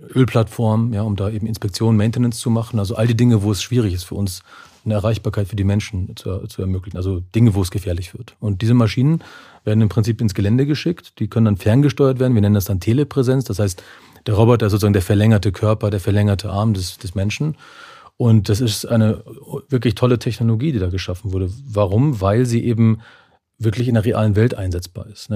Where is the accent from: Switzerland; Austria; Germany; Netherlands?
Germany; also born or lived in Neustadt am Rübenberge, Lower Saxony / Bavaria; now in Munich, Germany; aufgewachsen in Niedersachsen und Bayern